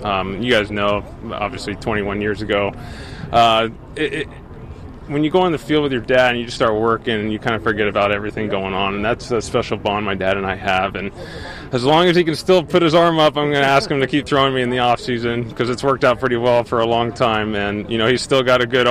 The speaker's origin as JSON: {"language": "English", "area": "Orange County", "region": "California", "country": "United States", "tie": "born or raised there", "moved": "yes", "said": "the place where I grew up in Orange County"}